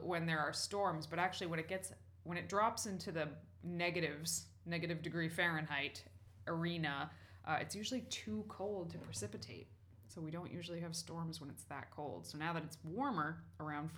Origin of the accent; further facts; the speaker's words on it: New England, United States; I was born in New England. I've spent almost all my life in New England